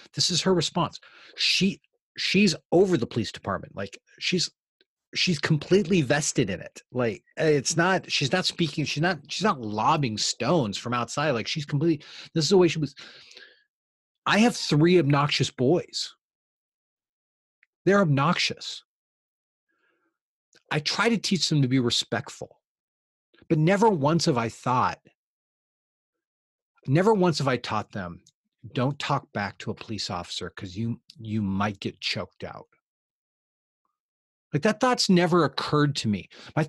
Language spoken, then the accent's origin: English; Eugene, Oregon, United States; I was raised in Eugene, Oregon.